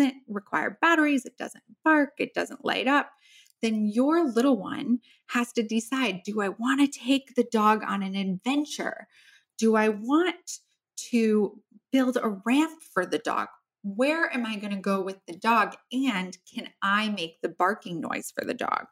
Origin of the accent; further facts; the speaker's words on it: Midwest, United States; I grew up in the Midwest